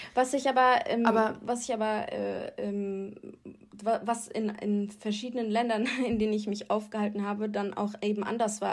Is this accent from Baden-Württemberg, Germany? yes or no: no; Rheingau, Hesse, Germany; born or raised there